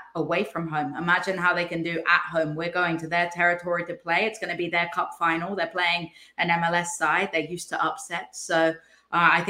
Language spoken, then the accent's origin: English; England, United Kingdom; now in United States; I live in America and I am English